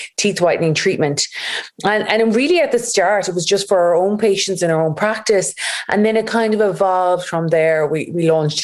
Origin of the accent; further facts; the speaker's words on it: Galway, Connacht, Ireland; we're based in Galway. We're from Galway.